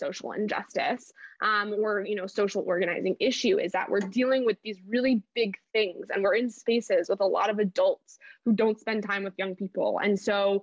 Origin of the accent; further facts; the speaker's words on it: Milwaukee, Wisconsin, United States; moved away as an adult; also born or lived in Los Angeles; I moved out from Milwaukee to Los Angeles when I was 18, in August of 2018